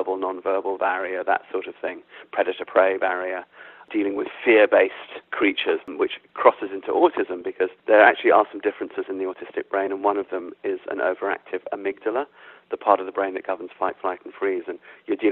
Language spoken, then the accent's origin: English; London, United Kingdom; I was brought up in London, but my parents are African